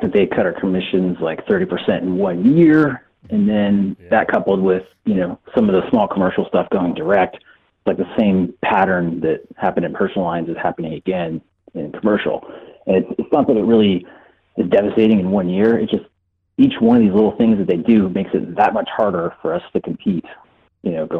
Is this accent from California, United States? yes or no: yes; California, United States; I'm from California